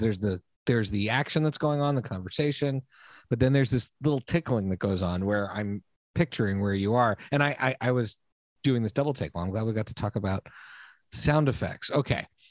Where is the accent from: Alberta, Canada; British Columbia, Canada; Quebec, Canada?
Quebec, Canada; Montreal; also born or lived in United States; I'm American by birth, but I was raised in Montreal